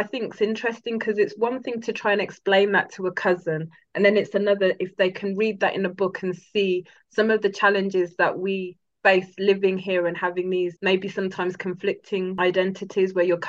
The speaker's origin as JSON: {"language": "English", "town": "Birmingham", "region": "West Midlands", "country": "United Kingdom", "also_born_or_lived": "London / Ghana", "said": "I'm from Birmingham. I was born in London, but from Birmingham."}